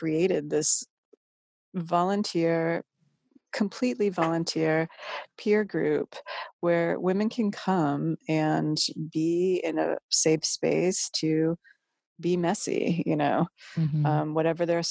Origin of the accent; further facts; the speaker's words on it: Massachusetts, United States; moved away; also born or lived in Northern California; I'm from Massachusetts and my mom's Catholic